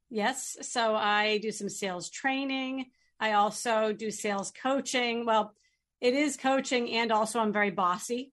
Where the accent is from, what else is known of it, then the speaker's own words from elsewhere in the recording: Chelmsford, Massachusetts, United States; moved away as an adult; now in New Hampshire, United States; I grew up in Chelmsford, Massachusetts, and live in New Hampshire now